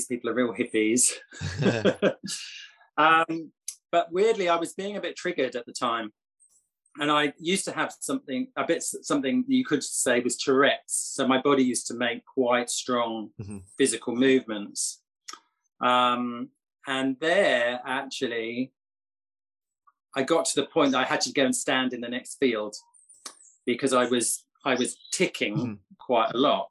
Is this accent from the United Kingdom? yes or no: yes; England, United Kingdom; now in Costa Rica